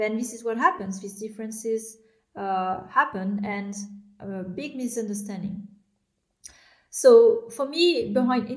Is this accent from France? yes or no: yes; France; I was born in France, but I am, my parents are immigrants from Vietnam. They moved in the 80s, and I grew up in France